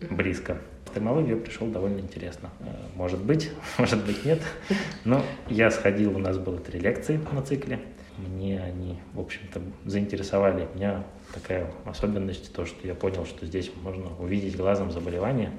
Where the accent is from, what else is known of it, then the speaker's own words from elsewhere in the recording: Saint Petersburg, Russia; Я родился в Санкт-Петербурге